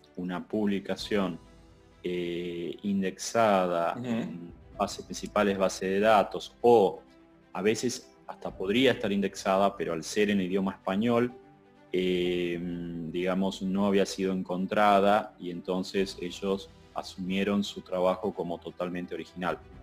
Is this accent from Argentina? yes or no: yes; Argentina; como Argentina nosotros estamos ahora sufriendo la segunda ola